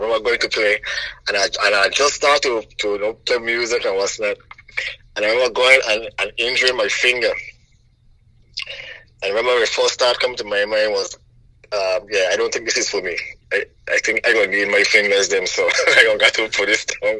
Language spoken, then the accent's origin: English; St. Croix, U.S. Virgin Islands; St. Croix wasn't bad for me. We didn't have much, but my father had actually left when I was pretty young.